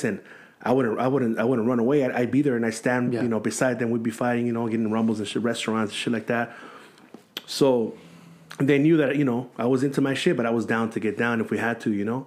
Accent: San Gabriel, California, United States; also born or lived in La Puente; I grew up in San Gabriel, mm-hmm. which is, like, the reason why they call it the San Gabriel Valley. That's where I grew up

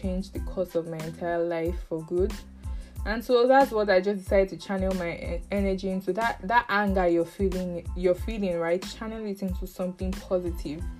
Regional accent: Northern Nigeria, Nigeria; English is a second language; I am also from the North

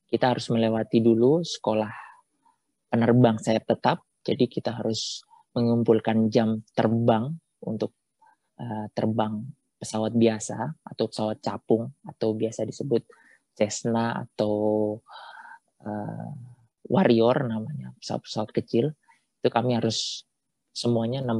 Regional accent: West Nusa Tenggara, Indonesia; salah satunya saya dari Nusa Tenggara Barat.

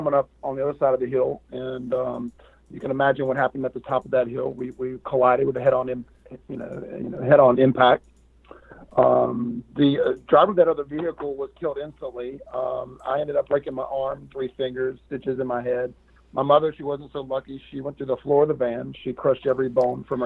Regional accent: Raleigh, North Carolina, United States; born or raised there

